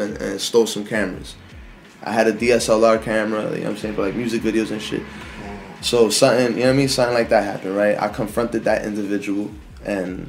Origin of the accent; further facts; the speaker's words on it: Jersey City, New Jersey, United States; I'm born and raised in Jersey City